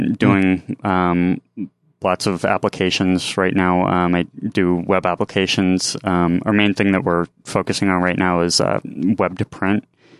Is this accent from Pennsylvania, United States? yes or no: yes; Lewisburg, Pennsylvania, United States; I'm originally from Pennsylvania. I move all over the place